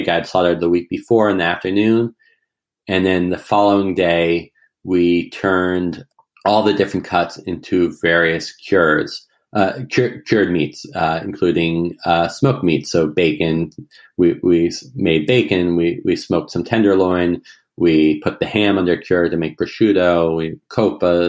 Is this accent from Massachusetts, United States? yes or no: yes; rural Massachusetts, United States; my hometown in rural Massachusetts with me. And so we moved into my grandmother's house, old colonial farmhouse from the 1700s. And we had a lot of land. It's right next to my parents' house, right next to where I grew up.